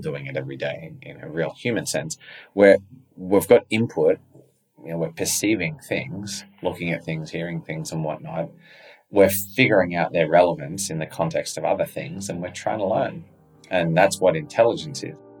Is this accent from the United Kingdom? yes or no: no; Australia; I was fortunate to grow up there